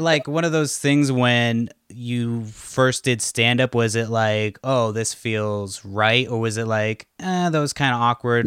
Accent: Boston, Massachusetts, United States; now in Washington, United States; I'm from Boston

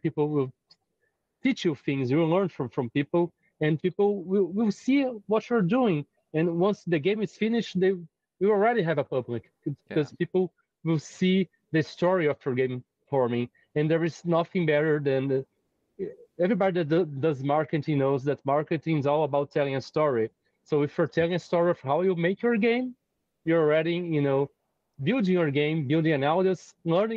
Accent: Brazil; I'm not from the United States or Europe. I'm from Brazil.

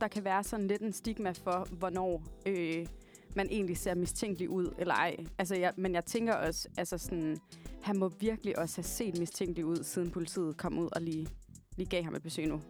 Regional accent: Varde, Southern Denmark, Denmark; Jeg kommer fra en lille by, der hedder Varde, som ligger i Jylland, lidt uden for Esbjerg

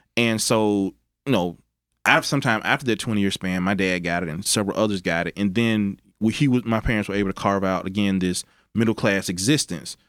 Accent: Mississippi Delta, United States; also born or lived in Arkansas / Tennessee; now in Memphis, United States; growing up in the Mississippi Delta, Memphis was the closest big city.

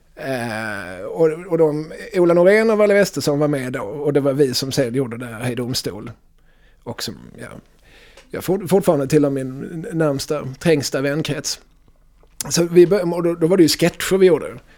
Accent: Eslöv, Skåne, Sweden; accent: Skåne dialect; moved away; när jag växte upp i, i Eslöv på 90-talet

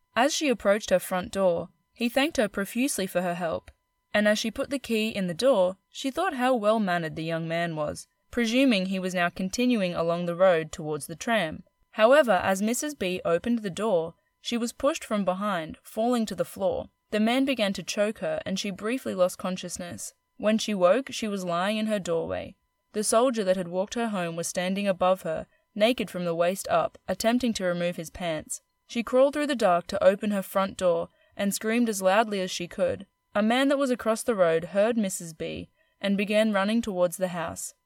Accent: Queensland, Australia; I'm from Queensland

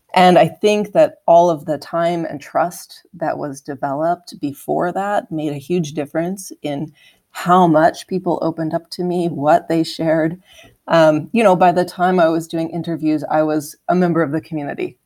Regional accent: outside Harrisburg, Pennsylvania, United States; I actually grew up in, like, a small place outside of Harrisburg, Pennsylvania

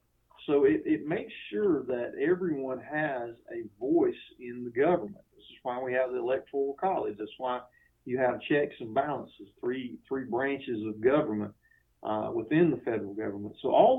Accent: United States; also born or lived in Georgia; as an American citizen

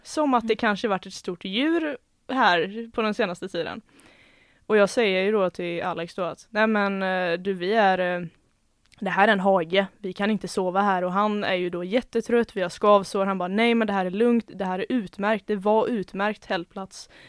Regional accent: Gothenburg, Västra Götaland, Sweden; accent: Gothenburg dialect; jag kommer från Göteborgstrakten också så förhoppningsvis så speglas det lite i dialekten

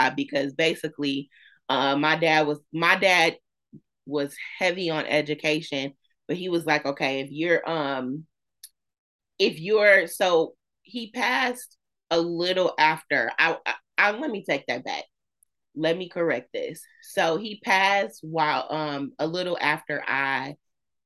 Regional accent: Flint, Michigan, United States; born and raised in Flint, graduated from Northern.

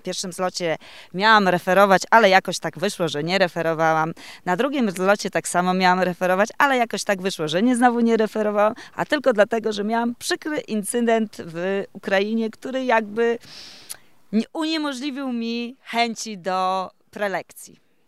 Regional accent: Podlaskie Voivodeship, Poland; Jestem z Podlasia. Jako chyba jedyna tutaj uczestniczka, uczestniczka z tego regionu.

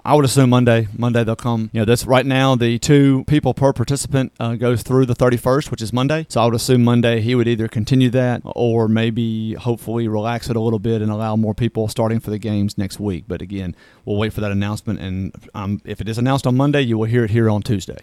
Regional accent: South Mississippi, United States; I'm from South Mississippi

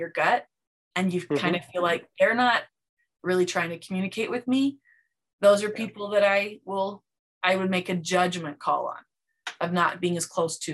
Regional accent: Provo, Utah, United States; I grew up in Provo, Utah

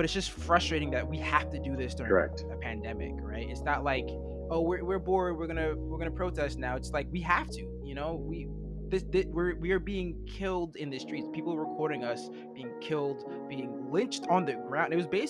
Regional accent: New York City, New York, United States; also born or lived in New Jersey; I grew up in New York City and in New Jersey, just like this little tri-state area, which is, you know, pretty liberal

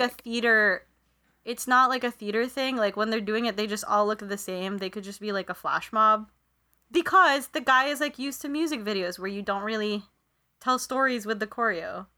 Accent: Philippines; moved away; when I was growing up in the Philippines, I would go to this one mass near my hometown

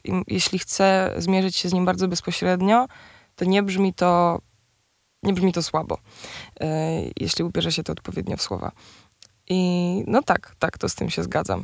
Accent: near Częstochowa, Silesian Voivodeship, Poland; now in Warsaw, Poland; jesteśmy obie z Częstochowy, spod Częstochowy w sumie

